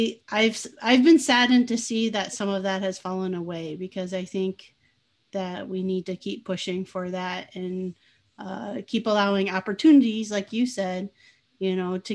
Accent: United States; at the time I grew up in the US

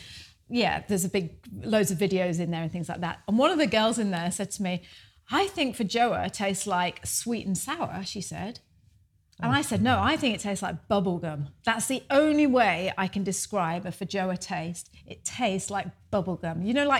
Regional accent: United Kingdom; moved away as an adult; now in New Zealand; Lived in the UK for 38 years

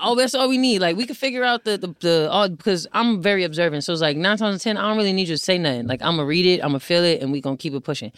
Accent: New Jersey, United States; moved away as an adult; also born or lived in Syracuse / Atlanta; now in Los Angeles, United States; I'm from Jersey, lived there for eighteen years of my life

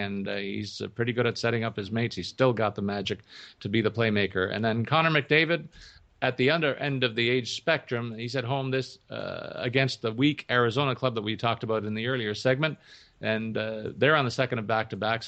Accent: Toronto, Ontario, Canada; my hometown Maple Leafs

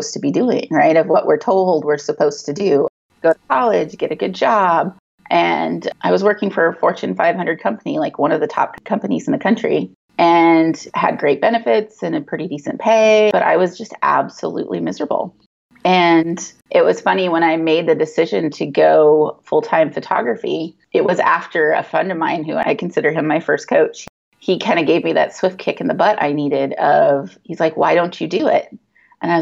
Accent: Valentine, Nebraska, United States; moved away as an adult; my hometown, which is Valentine, Nebraska

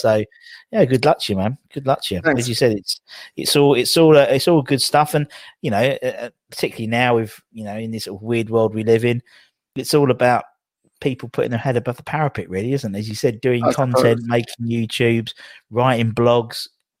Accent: London, United Kingdom; accent: Cockney; and for some reason I became more Cockney because they always thought I was from Australia

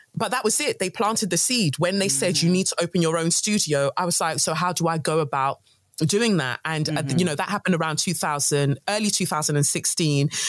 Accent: London, United Kingdom; also born or lived in Nigeria; Peckham's where I grew up in Southeast London

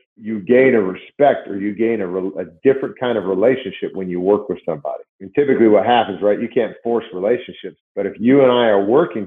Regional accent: Seattle, Washington, United States; I was from Washington State and Seattle area

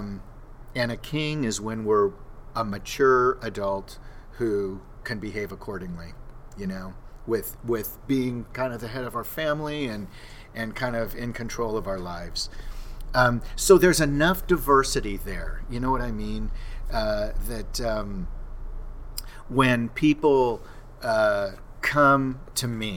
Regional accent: Southern California, United States; I grew up in SoCal

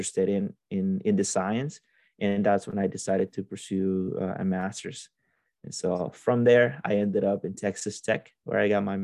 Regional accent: Olanchito, Yoro, Honduras; moved away as an adult; now in United States; I am originally from Honduras, from a town called Olanchito, and it's a very agricultural area. We are in the second biggest valley in the country, so there's a lot of agriculture there. We have tropical crops, banana, pineapple, mangoes, all that kind of stuff, and then we have a lot of livestock. So I grew up there.

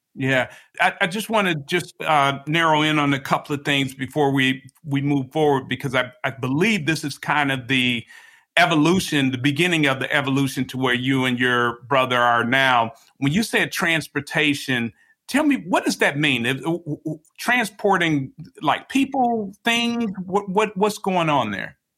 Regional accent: Chicago, Illinois, United States; moved away; I'm from I'm from Chicago originally

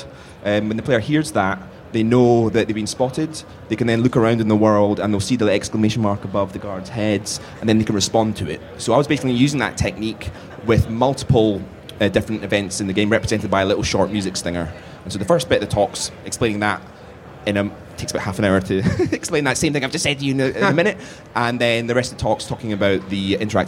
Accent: United Kingdom; I'm too British

